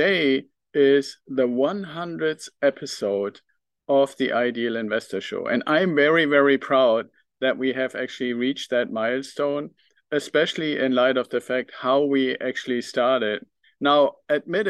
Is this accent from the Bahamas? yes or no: no; Northern Germany, Germany; accent: German; English is a second language; also born or lived in United Kingdom; now in United States; I still have some of my German accent left. And I was actually born in a part of Germany, in northern Germany